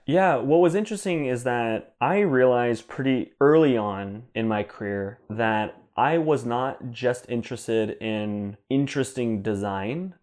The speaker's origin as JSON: {"language": "English", "town": "Temecula", "region": "California", "country": "United States", "tie": "born or raised there", "also_born_or_lived": "New Jersey", "said": "my parents and I moved when I was three years old mm-hmm. to a city called Temecula, California, which is between San Diego and Los Angeles in Southern California"}